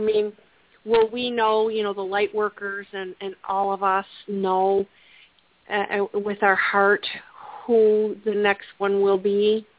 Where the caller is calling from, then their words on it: Plymouth, Michigan, United States; I am from Plymouth, Michigan.